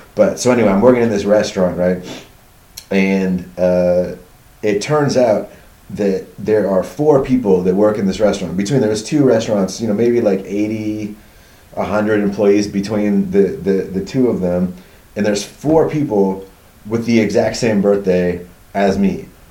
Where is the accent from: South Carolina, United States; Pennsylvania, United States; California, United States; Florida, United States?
California, United States; suburbs outside San Francisco, Northern; moved away as an adult; also born or lived in Berkeley, California / Los Angeles area / New York; I was born in um, Berkeley, California, at Alta Bates Hospital. Uh, and I uh, grew up in California. Went to college. I, so I grew up in Northern California in the suburbs outside San Francisco.